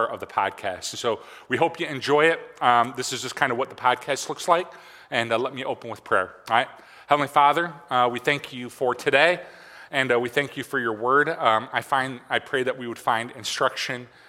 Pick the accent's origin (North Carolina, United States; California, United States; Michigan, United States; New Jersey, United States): Michigan, United States; growing up in Michigan